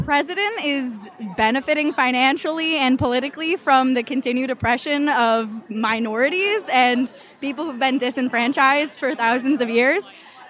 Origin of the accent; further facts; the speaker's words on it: Rhode Island, United States; I am from Rhode Island, and I am 23 years old.